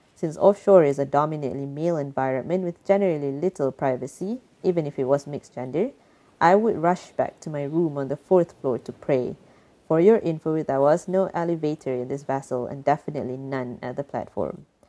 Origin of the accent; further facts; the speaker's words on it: Malaysia; moved away as an adult; now in Netherlands; I am a Malaysian and currently based in the Netherlands